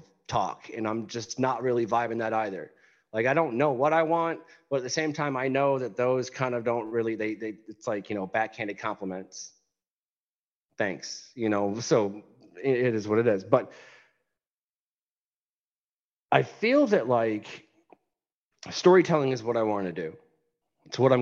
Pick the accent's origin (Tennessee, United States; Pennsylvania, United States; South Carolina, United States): Tennessee, United States; West; when I was young, I grew up in West Tennessee